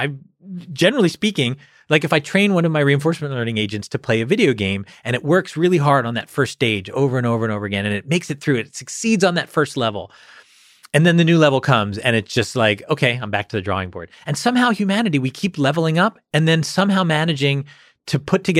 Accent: outside Philadelphia, Pennsylvania, United States; moved away; I grew up outside Philly

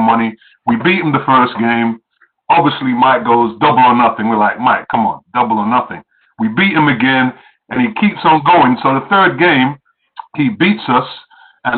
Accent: England, United Kingdom; moved away; I come from England

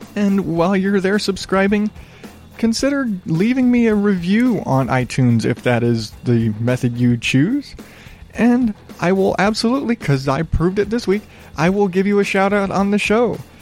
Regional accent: the South, United States; I grew up in the South

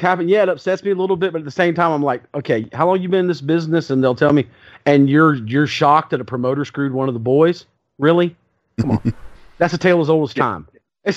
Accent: the Carolinas, United States; me growing up in the Carolinas

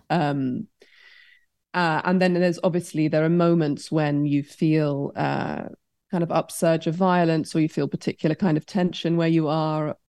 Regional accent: United Kingdom; growing up in Britain

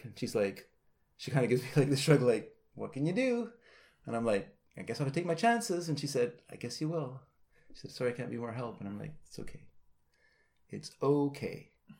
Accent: United States; now in Canada; to me, I know I'm an American citizen, but I live in Canada. I've lived there a long time.

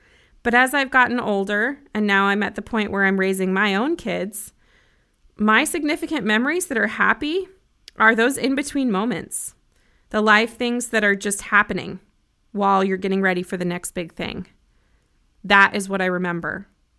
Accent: Broomfield, Colorado, United States; I grew up in Colorado and I have 5 siblings, 4 sisters and 1 brother, 2 parents. They're still married. We had 2 dogs. We lived in a little 3-bedroom, 1-bathroom house in Broomfield, Colorado

